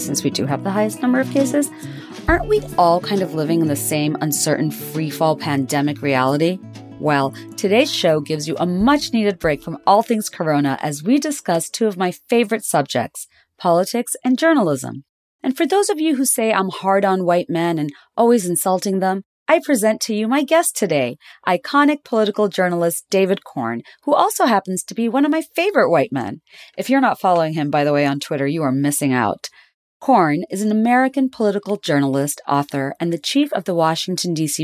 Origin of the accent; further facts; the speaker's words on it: Bangladesh; I grew up in Bangladesh